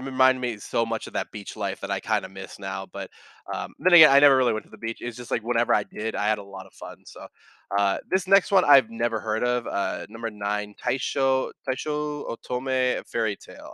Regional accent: California, United States; also born or lived in Bay Area, California; now in Texas, United States; I, I grew up in California and now I moved over here to Texas

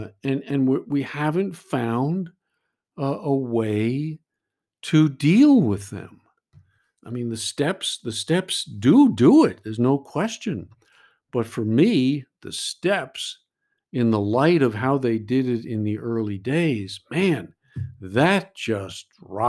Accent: New York, United States; And I know I'm from New York, so maybe I can say this, but I go to meetings in New York

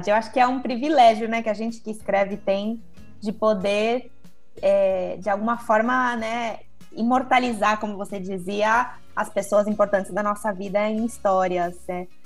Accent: São Paulo, Brazil; also born or lived in Bauru; sou de São Paulo, nasci na, na capital, mas vivi em várias cidades, cresci no, no litoral, depois me mudei para Bauru para fazer a faculdade

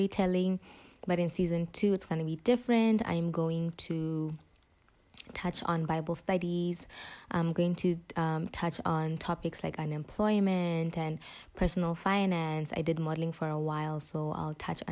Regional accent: Botswana; moved away as an adult; now in Zambia; I was born and raised in Botswana for 18 years.

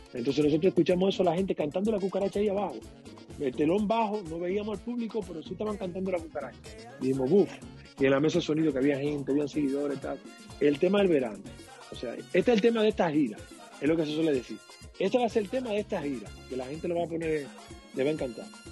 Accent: Dominican Republic; now in Canary Islands, Spain; yo soy dominicano

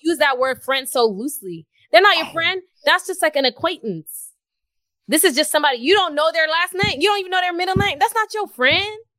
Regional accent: Houston, Texas, United States; moved away as an adult; I'm from Houston.

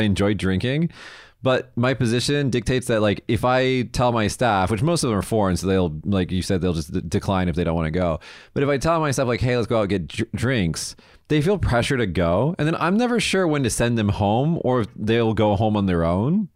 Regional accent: United States; now in Japan; as an American

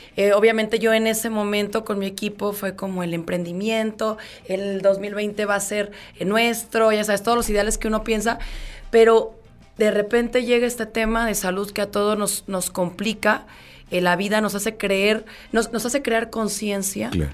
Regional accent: León, Guanajuato, Mexico; soy de León

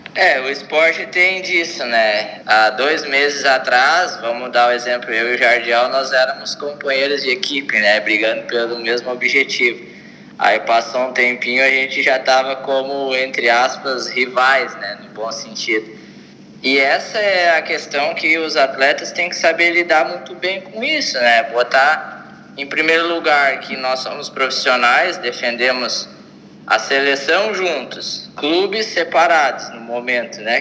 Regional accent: Osório, Rio Grande do Sul, Brazil; moved away; na minha cidade natal, lá, Osório

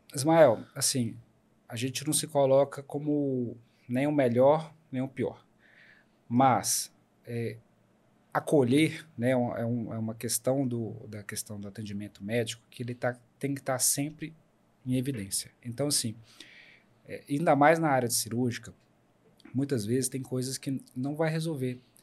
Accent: Paracatu, Minas Gerais, Brazil; also born or lived in Belo Horizonte; now in Unaí, Brazil; Eu sou de Minas. mas eu até os meus 18 anos eu morei em Paracatu e aí depois eu saí para estudar em Belo Horizonte.

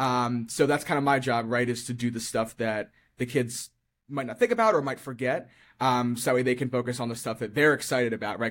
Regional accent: Eldersburg, Maryland, United States; I grew up in Eldersburg, and I lived in Eldersburg up until last year when I moved out

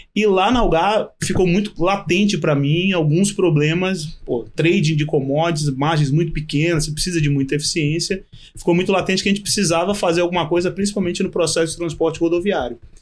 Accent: Bahia, Brazil; Eu sou baiano

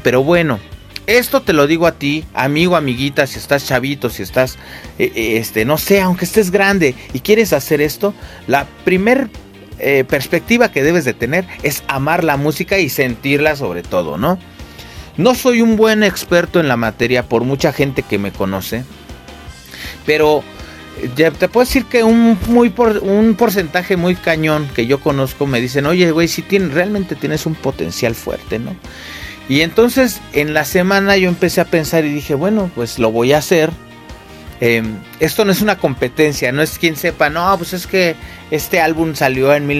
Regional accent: Mexico City, Mexico; yo crecí allá en el Cerro del Judío

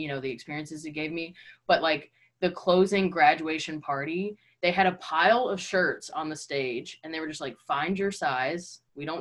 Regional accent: Tennessee, United States; moved away as an adult; now in Chicago, United States; I'm from Tennessee, and I went to college for acting.

